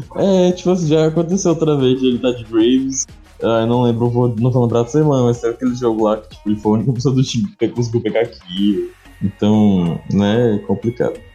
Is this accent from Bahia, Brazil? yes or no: yes; Bahia, Brazil; um bom baiano que sou